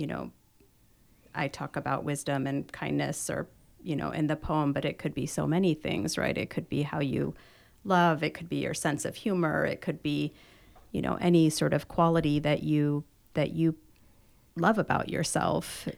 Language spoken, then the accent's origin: English; Chicago, Illinois, United States; now in Orange County, United States; I grew up in Chicago